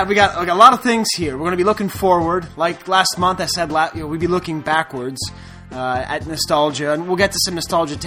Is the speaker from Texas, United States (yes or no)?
no; Boston, Massachusetts, United States; also born or lived in New York area; now in Santa Barbara, United States; I grew up in Boston